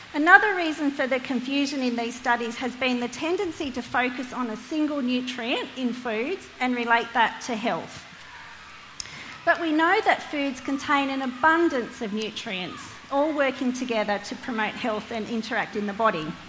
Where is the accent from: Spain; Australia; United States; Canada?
Australia; Hunter Valley, New South Wales; now in Lake Macquarie, Australia; I'm from the Hunter Valley, but now call Lake Macquarie home